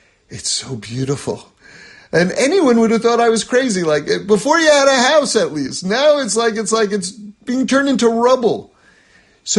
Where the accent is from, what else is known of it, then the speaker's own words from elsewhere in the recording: New York City, New York, United States; I grew up in New York City. I grew up in an apartment